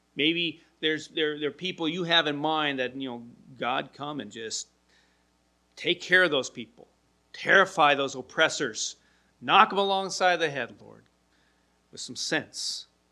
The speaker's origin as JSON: {"language": "English", "town": "Milwaukee", "region": "Wisconsin", "country": "United States", "tie": "born or raised there", "also_born_or_lived": "Portland", "said": "I remember as a young kid when we moved here to Milwaukee from Portland, my stepfather and my mom found a house in an uh, area near Linwood Elementary School. Lived in the neighborhood there and got there when I was third in, starting third grade."}